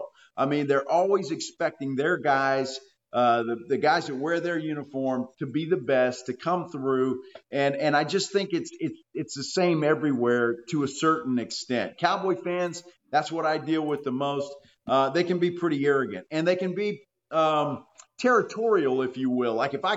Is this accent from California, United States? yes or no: no; Texas, United States; the guy knows we're from Texas.